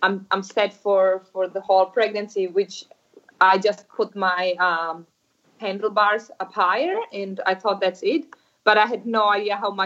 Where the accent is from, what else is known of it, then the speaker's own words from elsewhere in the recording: Czechia; I grew up in Czech Republic